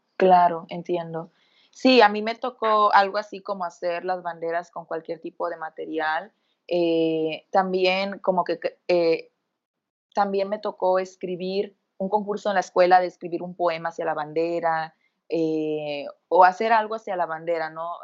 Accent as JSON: {"language": "Spanish", "country": "Mexico", "said": "somos mexicanas"}